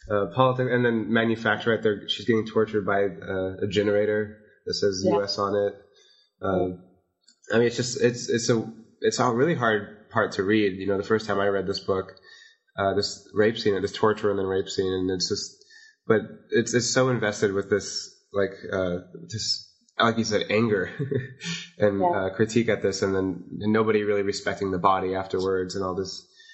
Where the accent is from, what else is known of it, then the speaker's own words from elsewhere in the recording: Las Vegas, Nevada, United States; It makes it really special compared to like where I grew up in Las Vegas